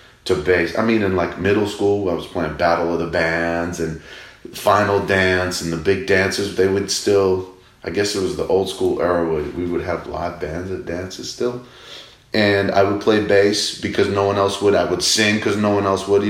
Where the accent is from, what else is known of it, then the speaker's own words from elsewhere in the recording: Massachusetts, United States; Growing up in Mass in America